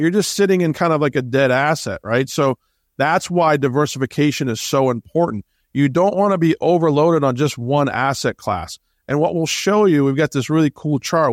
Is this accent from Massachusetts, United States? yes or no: yes; Boston, Massachusetts, United States; I grew up in Boston.